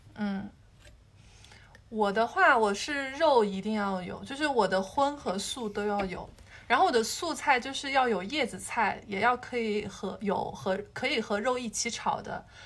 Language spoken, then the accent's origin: Chinese; Hubei, China; now in Shanghai, China; 我是湖北人，然后我们吃的东西就会重口味一点，然后又会很喜欢吃米饭